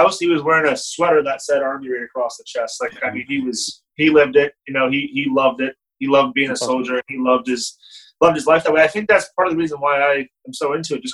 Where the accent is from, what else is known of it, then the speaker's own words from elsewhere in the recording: Canada; as a Canadian